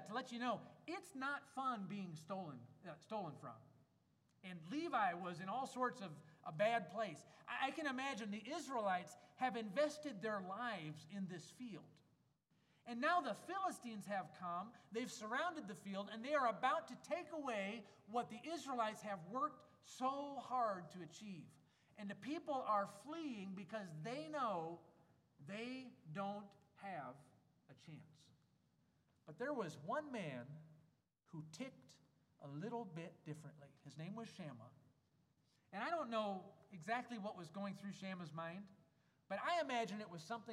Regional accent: Wisconsin, United States; moved away as an adult; now in Germany; I grew up in Wisconsin. We know about cheese curds

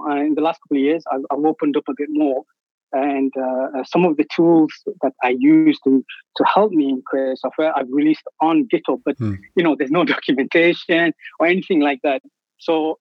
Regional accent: England, United Kingdom; moved away as an adult; now in Athens, Greece; grew up in England, but now I've got family in Greece, and I've been here 10 years

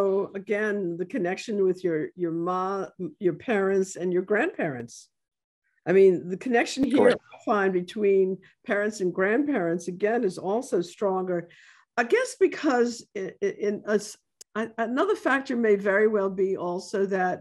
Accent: New York City, New York, United States; moved away as an adult; now in New Orleans, United States; where I grew up in the Bronx

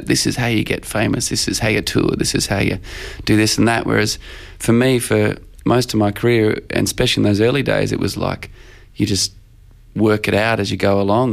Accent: Australia; I describe myself as an Australian songwriter

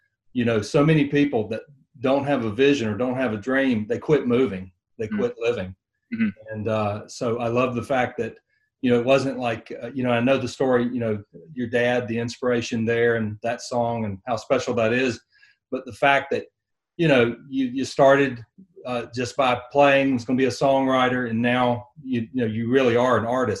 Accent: North Florida, United States; that's where I grew up in North Florida.

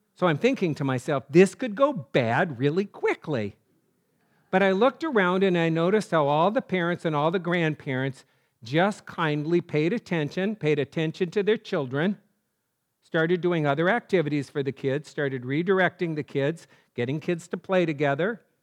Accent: North Dakota, United States; I'm from North Dakota

